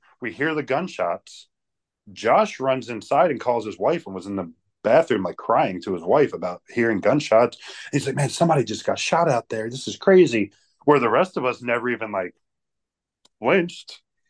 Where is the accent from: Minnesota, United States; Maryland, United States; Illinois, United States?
Maryland, United States; Baltimore; I'm from Baltimore.